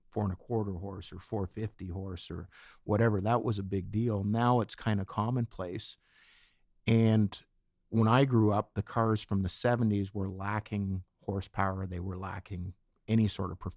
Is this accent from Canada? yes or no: yes; Etobicoke, Ontario, Canada; Yeah, just outside Etobicoke.